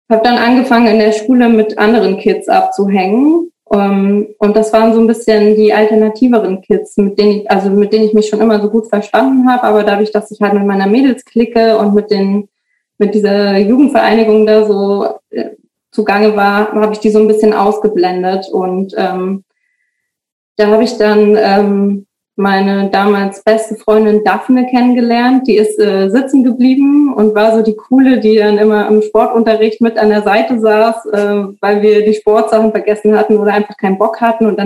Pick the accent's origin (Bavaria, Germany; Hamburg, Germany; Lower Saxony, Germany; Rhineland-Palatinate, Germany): Bavaria, Germany; ich bin in Bayern aufgewachsen und da ist äh, Saufen ist halt äh, gehört halt zum Alltag.